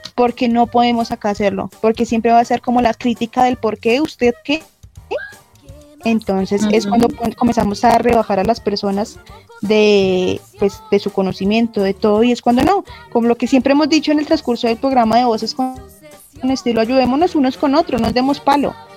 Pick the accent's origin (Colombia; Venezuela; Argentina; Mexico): Colombia; Los colombianos tenemos